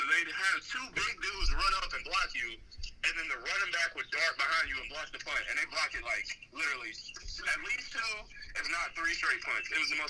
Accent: Cincinnati, Ohio, United States

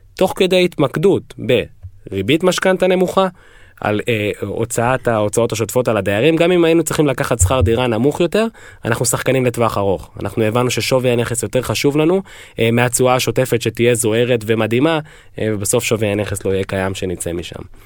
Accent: Israel; now in United States

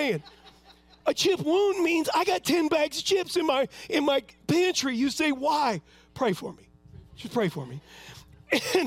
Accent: Huntington Beach, California, United States; I was raised in Huntington Beach, California

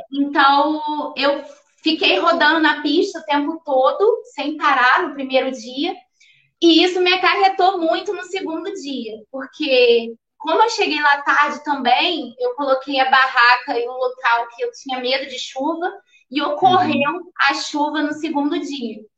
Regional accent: Paty do Alferes, Rio de Janeiro, Brazil; eu sou de Partido Alferes, interior do Rio de Janeiro

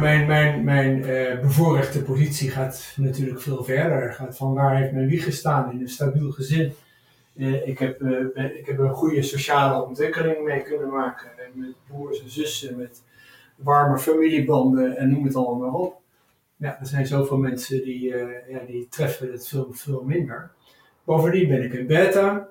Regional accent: Son en Breugel, North Brabant, Netherlands; ik ben opgegroeid in Brabant, Zonnebreugel

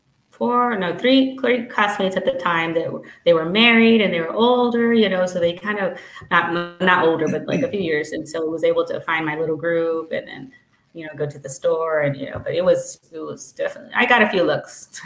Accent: the Rio Grande Valley, Texas, United States; growing up in the Valley

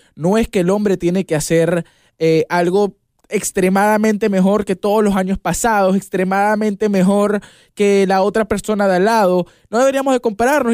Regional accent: Venezuela; yo soy de Venezuela

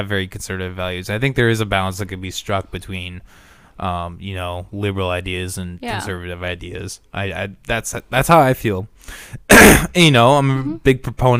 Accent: Orange City, United States; growing up in Orange City

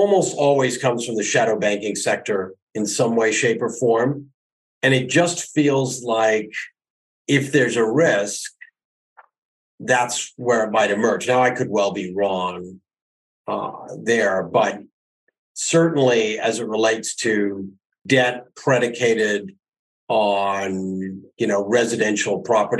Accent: Canada; being a Canadian, I've lived through every

